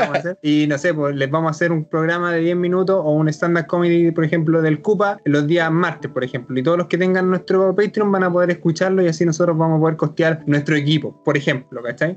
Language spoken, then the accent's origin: Spanish; Chile; accent: Chilean; aquí hablo como más chileno